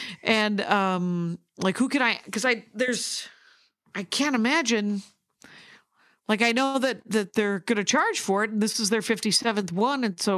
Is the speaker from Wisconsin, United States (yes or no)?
yes; South Milwaukee, Wisconsin, United States; I'm from South Milwaukee, which is its own town. We have our own water treatment plant.